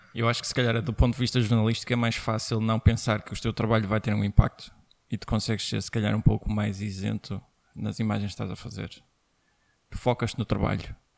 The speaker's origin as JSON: {"language": "Portuguese", "country": "Portugal", "said": "nós como portugueses"}